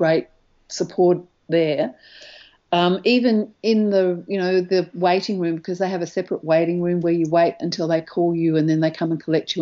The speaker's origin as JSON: {"language": "English", "country": "Australia", "said": "as an Australian"}